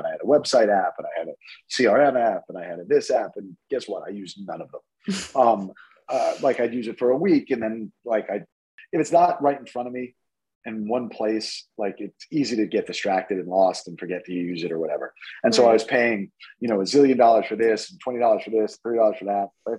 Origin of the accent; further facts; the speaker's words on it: New York, United States; also born or lived in Denver; now in Florida, United States; I'm originally from New York